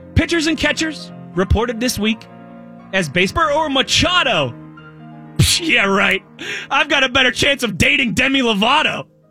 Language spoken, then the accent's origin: English; Pittsburgh, Pennsylvania, United States; moved away as an adult; also born or lived in Youngstown, Ohio / Philadelphia; In the summer of 2015, I moved away from Pittsburgh to Youngstown, Ohio